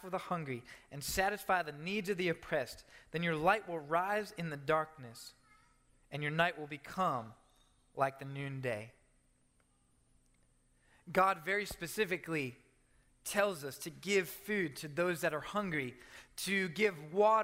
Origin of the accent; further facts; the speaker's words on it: Maryland, United States; my home in Maryland, my hometown in Maryland